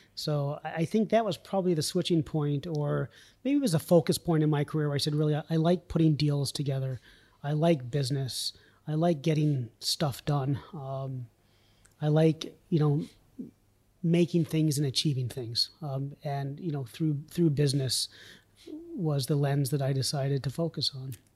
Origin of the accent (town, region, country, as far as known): Vermont, United States; born or raised there; also born or lived in New York City